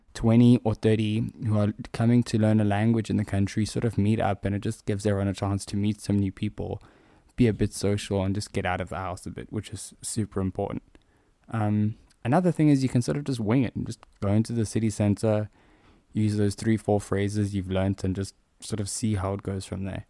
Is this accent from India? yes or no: no; South Africa; I'm South African